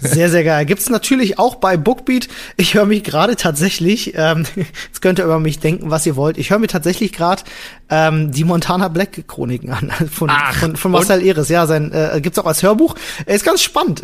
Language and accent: German; Germany; bei uns in Deutschland